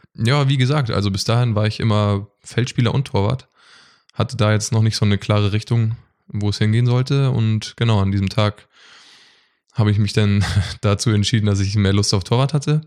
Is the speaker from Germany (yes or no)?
yes; Westerrade, Schleswig-Holstein, Germany; Ich komme aus Westerrade. Das ist ein kleines Dorf äh, in Schleswig-Holstein zwischen Lübeck und Bad Segeberg. Und genau, da bin ich aufgewachsen.